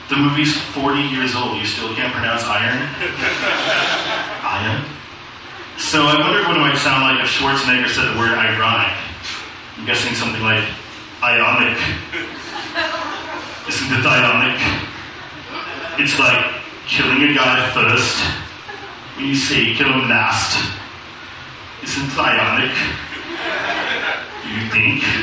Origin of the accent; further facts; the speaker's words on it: Lawrence, Kansas, United States; moved away as an adult; now in South Korea; I'm from Lawrence.